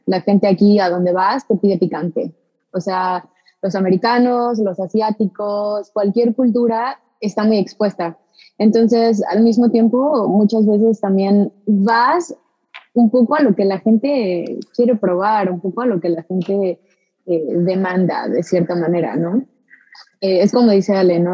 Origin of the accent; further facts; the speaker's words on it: Xalapa, Veracruz, Mexico; moved away as an adult; now in Houston, United States; Yo crecí en Jalapa, Veracruz